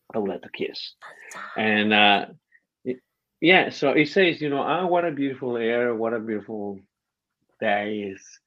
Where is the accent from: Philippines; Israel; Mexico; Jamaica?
Mexico; English is a second language; moved away; I'm the equivalent of the uh, Mexican hillbilly.